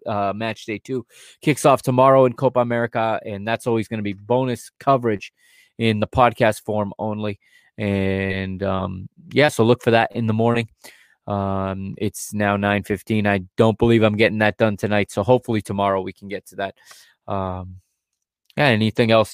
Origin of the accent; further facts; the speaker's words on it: Hudson, Massachusetts, United States; moved away; back in my hometown. I believe in Hudson, Massachusetts.